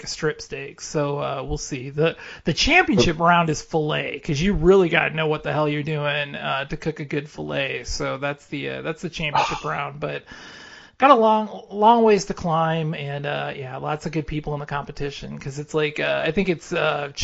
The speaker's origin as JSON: {"language": "English", "town": "Kansas City", "country": "United States", "said": "I'm from Kansas City"}